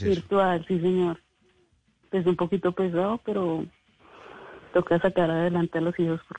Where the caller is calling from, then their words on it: Bogotá, Colombia; De aquí, Bogotá.